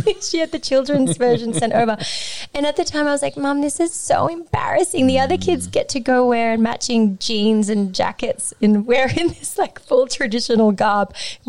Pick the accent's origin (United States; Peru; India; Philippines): Peru; You know, I was born in Peru, but then my family had to move from the rural part of Peru where we're from because of poverty